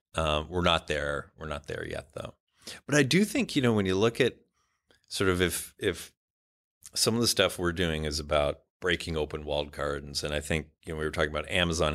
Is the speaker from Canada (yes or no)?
yes; Ottawa, Ontario, Canada; I grew up in Canada, very big Indian community, uh, where I grew up